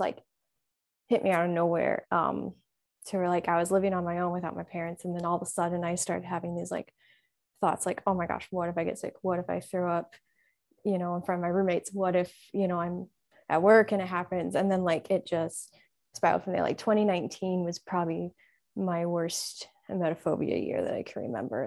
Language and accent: English; Illinois, United States; I'm from Illinois, um, also Midwest